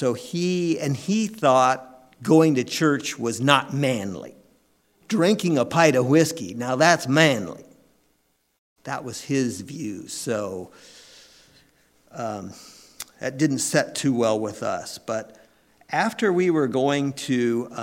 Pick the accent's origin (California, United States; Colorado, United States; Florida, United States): California, United States; San Diego County; I grew up in California in San Diego County